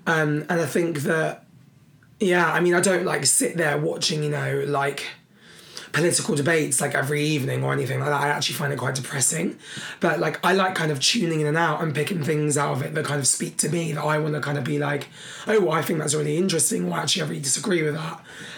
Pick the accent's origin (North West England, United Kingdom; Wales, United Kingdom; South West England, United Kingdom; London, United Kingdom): London, United Kingdom; And I am lucky that I'm from London in that respect.